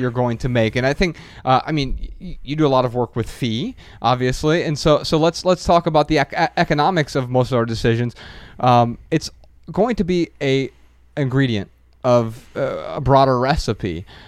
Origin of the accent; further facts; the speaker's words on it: Dayton, Ohio, United States; I'm from Dayton, Ohio.